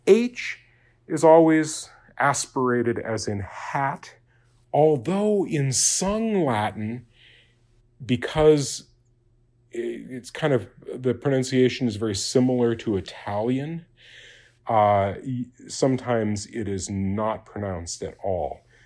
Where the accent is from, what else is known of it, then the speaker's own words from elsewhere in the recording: Japan; it's a sound that I grew up in Japan, and you have that tap R in Japanese, and so it's very easy for me to do it.